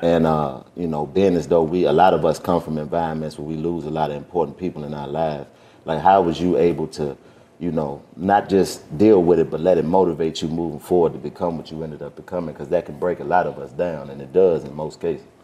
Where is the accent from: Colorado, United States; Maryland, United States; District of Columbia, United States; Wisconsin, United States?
District of Columbia, United States; Washington; I grew up in Washington, D.C.